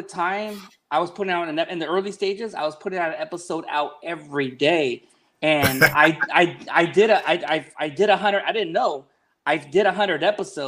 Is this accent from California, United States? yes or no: yes; Long Beach, California, United States; also born or lived in Wilmington, California / Carson, California / Modesto, California / Bay Area, California; I was born in Long Beach, here at Long Beach Memorial Hospital.